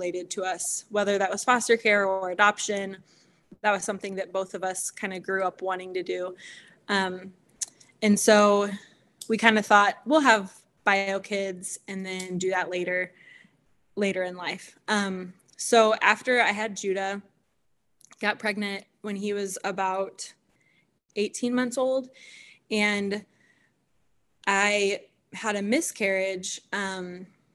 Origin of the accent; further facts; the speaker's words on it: Kansas City, United States; I grew up in Kansas City